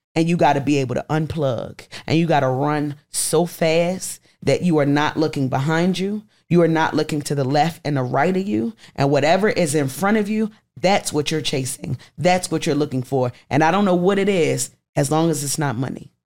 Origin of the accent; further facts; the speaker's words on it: Baltimore, Maryland, United States; moved away as an adult; now in Atlanta, United States; Baltimore, my hometown.